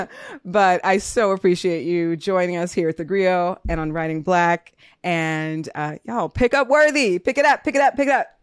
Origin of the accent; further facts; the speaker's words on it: Minnesota, United States; I was born in Minnesota